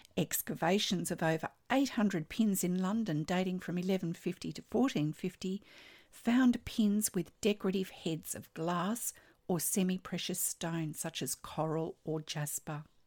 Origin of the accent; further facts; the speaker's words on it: Australia; I'm an Australian textile artist